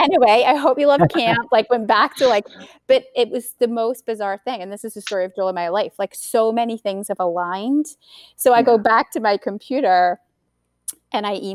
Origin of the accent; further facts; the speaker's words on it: Scotland, United Kingdom; moved away; I was the only, like, one of two Scottish people on camp, right, in 2001